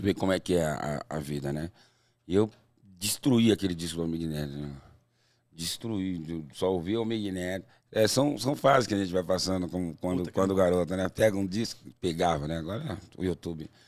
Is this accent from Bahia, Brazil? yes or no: no; São Paulo, Brazil; also born or lived in Tucuruvi, São Paulo; Eu nasci no Tucuruvi e com uns 4, 5 anos de idade eu fui para um lugar chamado Coab Prestes Maia